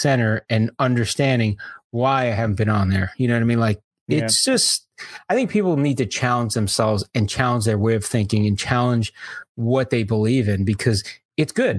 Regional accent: New York, United States; Growing up in New York

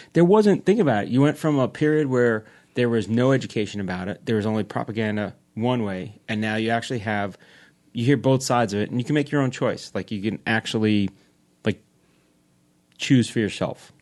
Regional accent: New York, United States; now in New Jersey, United States; I grew up in New York

